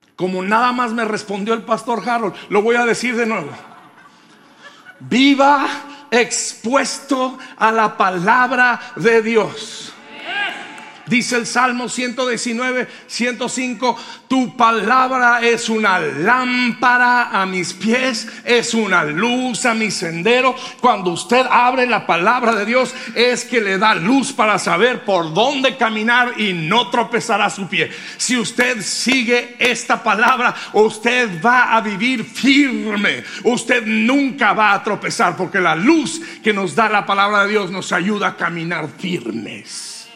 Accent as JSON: {"language": "Spanish", "town": "Colonia Hidalgo", "region": "Durango", "country": "Mexico", "tie": "born or raised there", "said": "en un lugar que se llama Colonia Hidalgo Durango"}